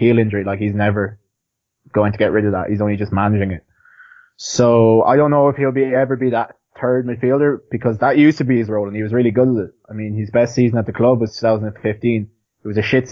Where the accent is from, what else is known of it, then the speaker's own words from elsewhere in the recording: Ireland; I'm Irish